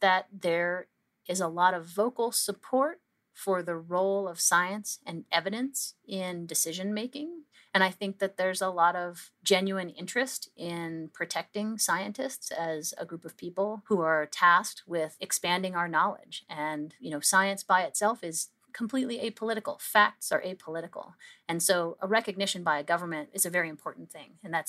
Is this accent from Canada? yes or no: yes; Canada; I think that's where we as a Canadian scientific community really came together